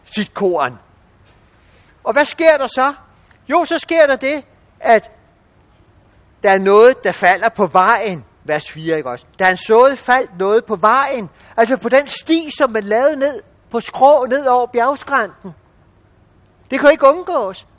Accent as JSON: {"language": "Danish", "country": "Denmark", "said": "som danskere"}